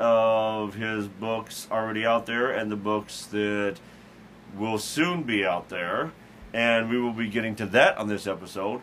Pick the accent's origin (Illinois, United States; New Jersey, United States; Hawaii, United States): Illinois, United States; Carbondale; my hometown of Carbondale, Illinois